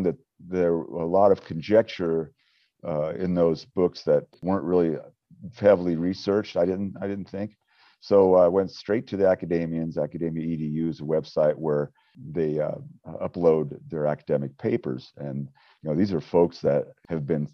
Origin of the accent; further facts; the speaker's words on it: Wyoming, United States; growing up in Wyoming, of course, the Western history was very instrumental in my life growing up